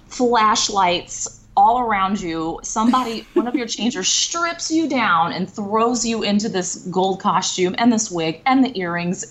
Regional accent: New Orleans, Louisiana, United States; I'm from New Orleans

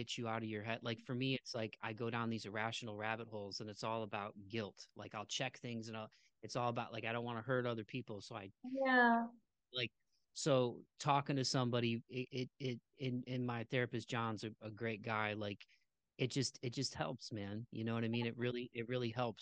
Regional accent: Midwest, United States; growing up where I grew up in the Midwest

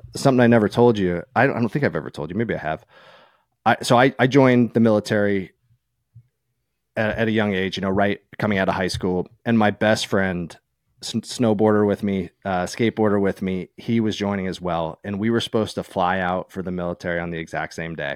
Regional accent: East Coast, New York, United States; moved away as an adult; also born or lived in California; growing up on the East Coast

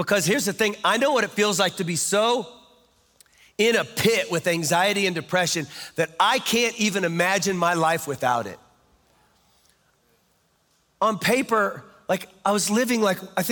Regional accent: Kansas, United States; I'm from Kansas

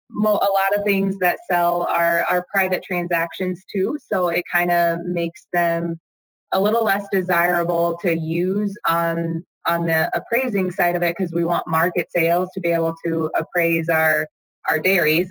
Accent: Missouri, United States; moved away; growing up in Missouri, I didn't grow up on a dairy farm

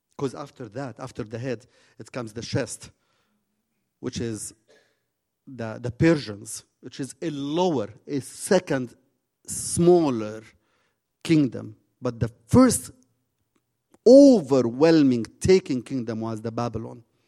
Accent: Jordan; also born or lived in Zarqa

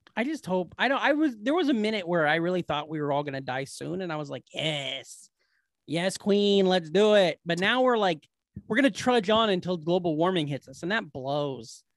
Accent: Glenwood, Iowa, United States; the Glenwood Resource Center, the home for mentally challenged patients in my hometown

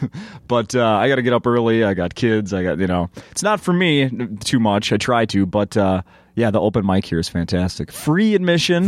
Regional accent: Saint Paul, Minnesota, United States; We're from Saint Paul

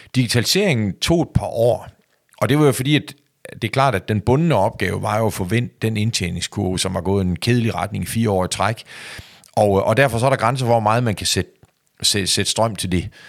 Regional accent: Skagen, North Denmark Region, Denmark; min opvækst og hvor jeg kommer fra

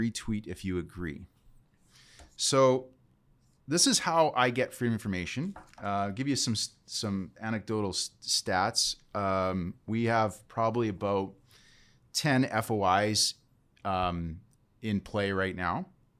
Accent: Canada; We have the right as Canadian citizens to ask the government for information.

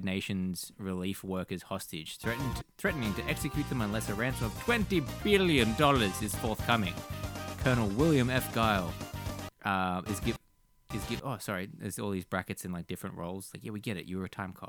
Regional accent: Australia; As an Australian

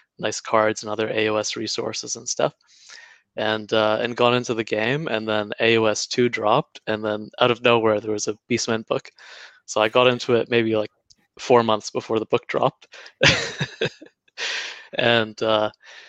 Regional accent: Canada; moved away as an adult; now in New Zealand; I'm originally Canadian, but be living here for 7 years.

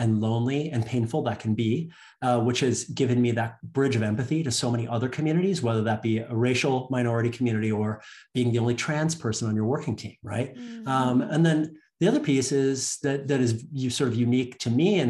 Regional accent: Chicago, Illinois, United States; also born or lived in Canada; born in Canada, and but I grew up in Chicago in the United States, which is a city in the Midwest.

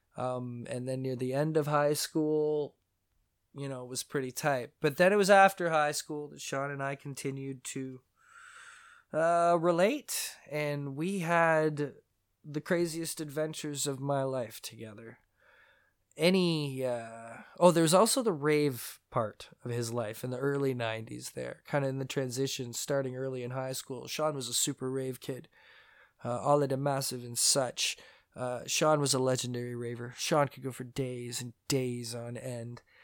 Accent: Mississauga, Ontario, Canada; also born or lived in St. Catharines, Ontario; when I was nine years old, maybe eight, I moved from Saint Catharines, Ontario, Canada. I moved to Mississauga, Ontario, Canada

